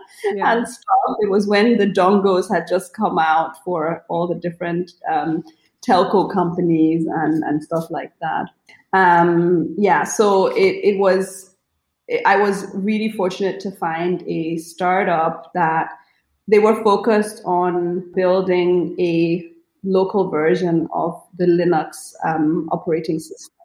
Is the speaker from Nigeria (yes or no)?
yes; Nigeria; moved away as an adult; also born or lived in Germany; I grew up in Nigeria, right? So even though I went to a German school in Nigeria, it was still home